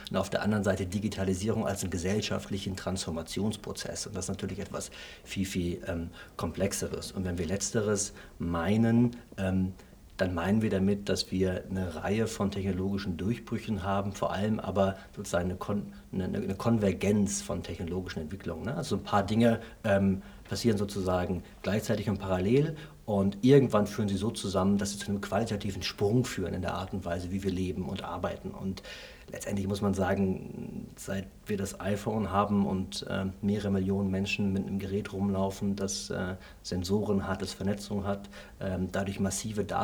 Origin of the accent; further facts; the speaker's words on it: Essen, North Rhine-Westphalia, Germany; ich komme aus dem Ruhrgebiet, aus Essen.